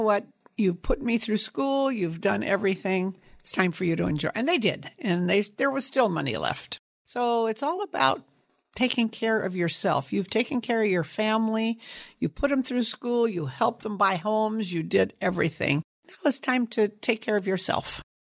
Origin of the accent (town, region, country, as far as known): Sunnyvale, California, United States; born or raised there; also born or lived in San Jose, California